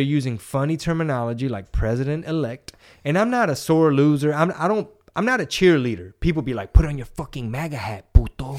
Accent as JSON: {"language": "English", "region": "Texas", "country": "United States", "said": "I like being Texan"}